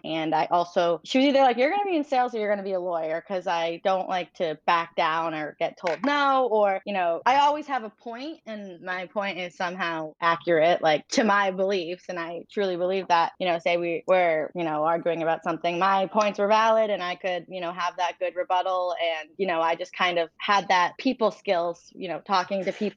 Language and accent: English; Franklin, Massachusetts, United States; So I grew up in a suburb outside of Boston, like 45 minutes, called Franklin, Mass